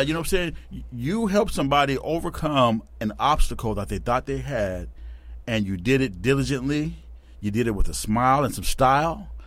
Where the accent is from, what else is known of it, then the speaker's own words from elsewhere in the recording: Tacoma, Washington, United States; Born and bred right here in Tacoma.